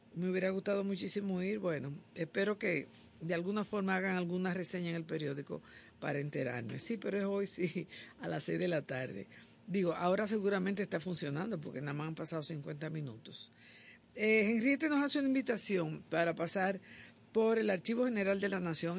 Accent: Dominican Republic

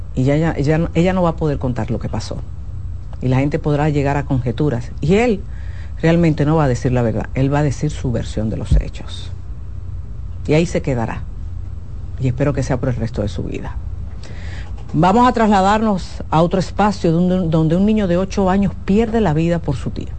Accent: Dominican Republic

